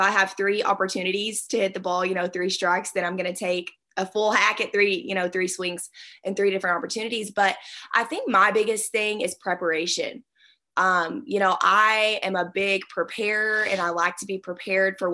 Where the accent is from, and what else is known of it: Arkansas, United States